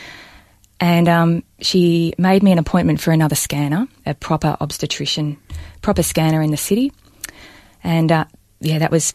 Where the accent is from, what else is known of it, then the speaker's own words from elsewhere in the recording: Balnarring, Victoria, Australia; I was born and raised in Balnarring on the Mornington Peninsula